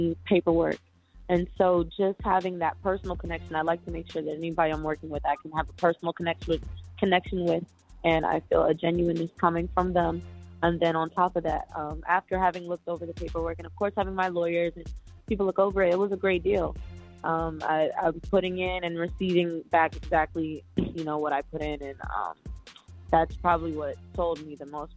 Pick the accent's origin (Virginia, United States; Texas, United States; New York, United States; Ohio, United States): Ohio, United States; Akron; moved away as an adult; now in Los Angeles, United States; I am from the Akron, Ohio